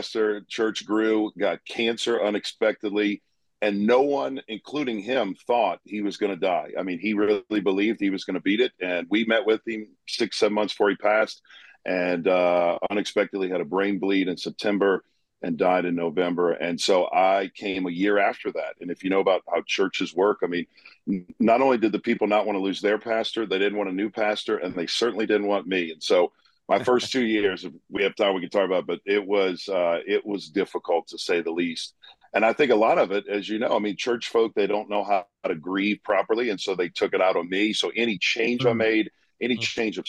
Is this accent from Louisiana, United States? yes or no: yes; Chalmette, Louisiana, United States; now in Hendersonville, United States; I was raised in New Orleans, Louisiana, right outside New Orleans in a small town called Chalmette